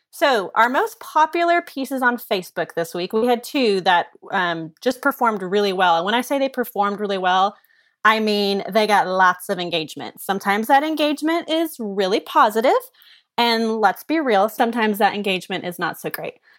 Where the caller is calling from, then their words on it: Kansas City, Missouri, United States; I'm calling from Kansas City, bringing some Midwestern flavor here.